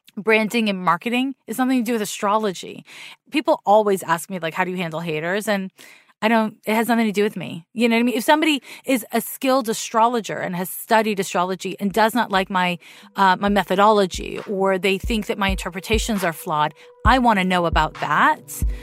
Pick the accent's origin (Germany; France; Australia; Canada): Canada; Montreal, Quebec; now in San Francisco, United States; I was raised in Montreal.